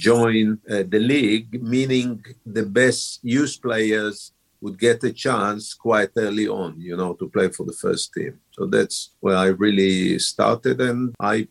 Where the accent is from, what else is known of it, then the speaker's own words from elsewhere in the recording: Haifa, Haifa District, Israel; I was born in Haifa, in Israel. It's on the north of Israel, which is the coast town, say 60 miles up the coast from Tel Aviv, you know. So it's the third biggest town in Israel, if I'm not wrong. I started playing really at the age of 6, 7, playing in my neighborhood, in school